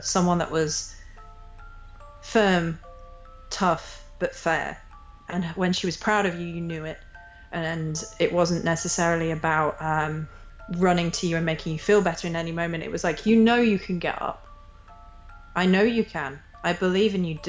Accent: England, United Kingdom; I grew up in England

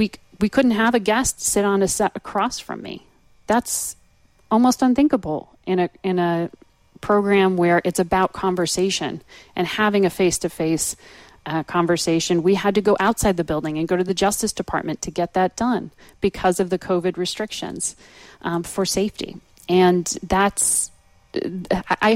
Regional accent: Danbury, Connecticut, United States; moved away as an adult; also born or lived in Stamford, Connecticut / Virginia; I was born in Connecticut, you're right, Stamford, Connecticut, grew up in Danbury, Connecticut

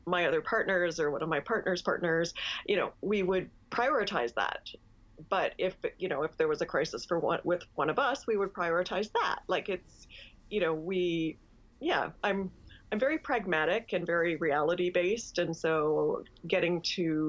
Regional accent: Canada; I'm Canadian

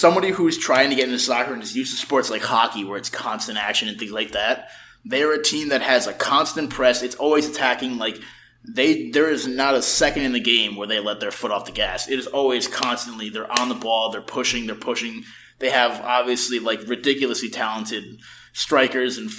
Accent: United States; as an American

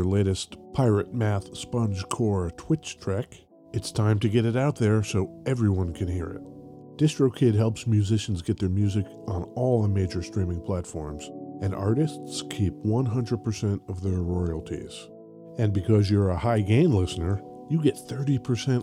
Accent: New Jersey, United States; moved away; I'm from New Jersey originally

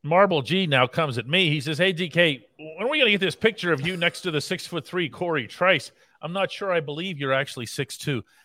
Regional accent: Pittsburgh, Pennsylvania, United States; I'm born and raised in Pittsburgh

